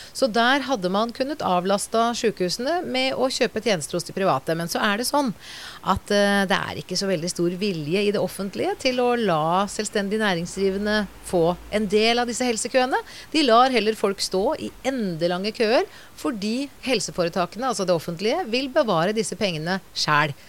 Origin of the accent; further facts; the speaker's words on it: Norway; vi er nordmenn som bor i Norge